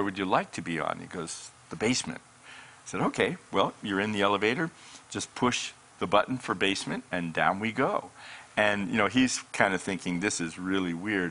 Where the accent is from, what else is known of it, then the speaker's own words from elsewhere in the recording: Colorado, United States; moved away as an adult; now in Redding, United States; I'm from Colorado. I was in the mountains of Colorado